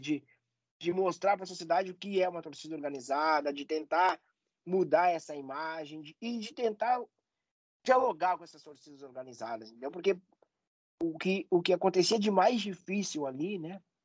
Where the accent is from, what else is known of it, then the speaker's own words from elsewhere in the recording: Porto Alegre, Rio Grande do Sul, Brazil; accent: gaúcho; Eu sou de Porto Alegre e aqui tem uma rivalidade muito forte na, na dupla Grenal